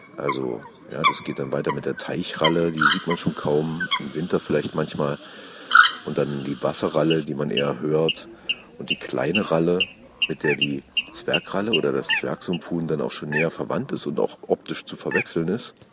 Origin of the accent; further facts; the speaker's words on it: Saxony-Anhalt, Germany; hier bei uns in Sachsen-Anhalt